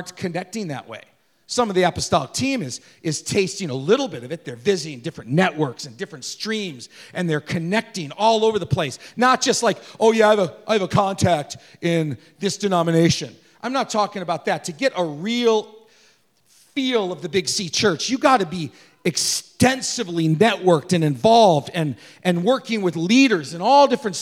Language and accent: English; United States; we're an American